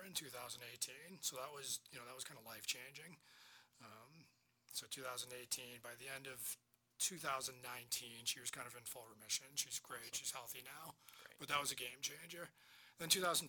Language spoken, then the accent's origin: English; Marshfield, Massachusetts, United States; also born or lived in Amherst, Massachusetts / Boston, Massachusetts; I grew up in Marshfield